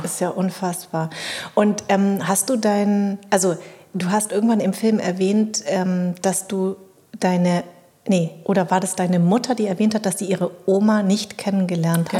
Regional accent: Darmstadt, Hesse, Germany; born or raised there; also born or lived in Munich, Germany; now in Berlin, Germany

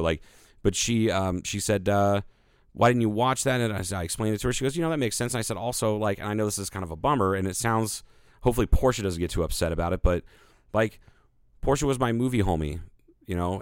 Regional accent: Ohio, United States; I am from Ohio

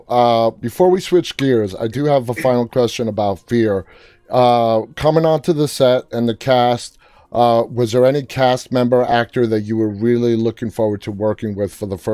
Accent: New York, United States; I'm from New York

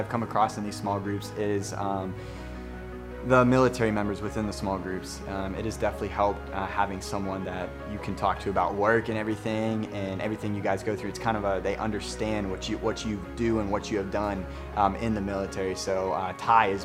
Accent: Slippery Rock, Pennsylvania, United States; moved away as an adult; also born or lived in Norfolk, Virginia; I'm from Slippery Rock, Pennsylvania.

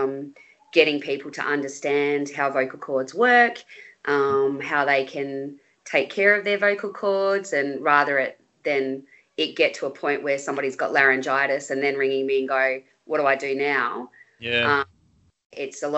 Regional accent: Bendigo, Victoria, Australia; also born or lived in Melbourne; When we moved to Bendigo

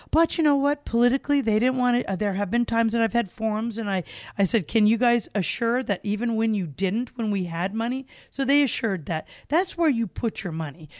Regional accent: Gakona, Alaska, United States; also born or lived in Cordova, Alaska; I was raised in the Glen Allen, Gokana area

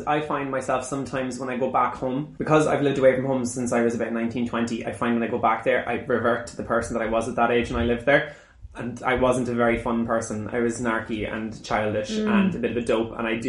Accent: Ireland; moved away; until I moved away from Ireland

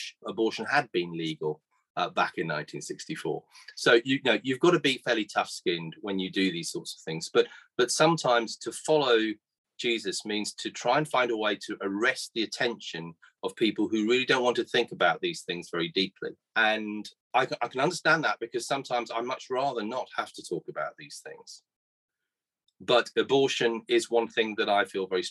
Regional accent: Guernsey; in 1964 when I was born here in Guernsey

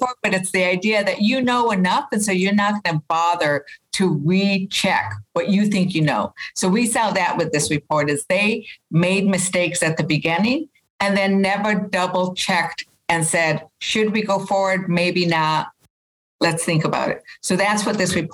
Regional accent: Las Vegas, New Mexico, United States; I'm from Las Vegas, New Mexico. So the land that has been scorched, those are the places that hold the memories of when I was a kid

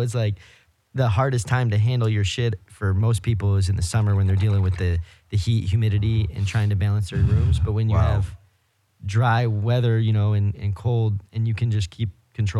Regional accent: Michigan, United States; We're from Michigan.

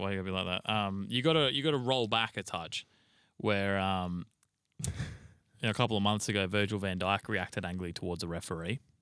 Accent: Australia; we're fucking Australian

